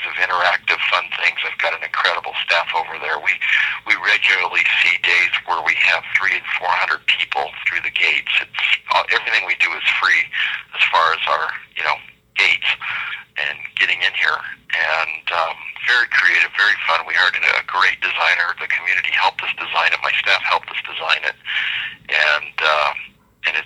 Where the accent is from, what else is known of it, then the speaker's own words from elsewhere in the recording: Denver, Colorado, United States; I grew up in Denver, Colorado proper